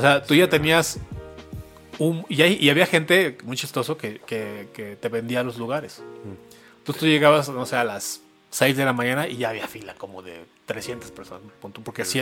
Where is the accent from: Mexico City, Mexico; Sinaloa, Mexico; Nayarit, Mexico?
Mexico City, Mexico; soy chilango, yo soy de aquí de la Ciudad de México. Siempre he vivido aquí